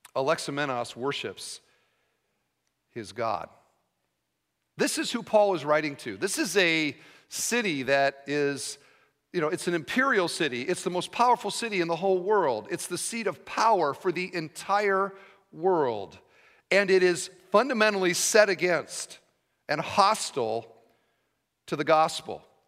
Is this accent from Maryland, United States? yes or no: no; Iowa, United States; I'm from Iowa